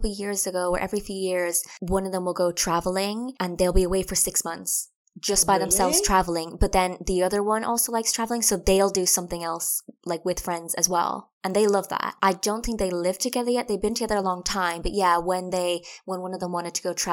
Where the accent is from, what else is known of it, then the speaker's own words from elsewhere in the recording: Ireland; moved away as an adult; now in England; we're from Ireland, we moved to England